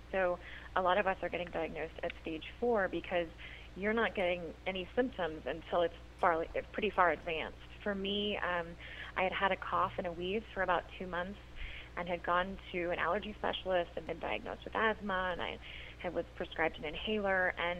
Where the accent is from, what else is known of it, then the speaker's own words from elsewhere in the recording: Idaho, United States; I grew up in Idaho, and it's a beautiful state, but it also has extremely high levels of radon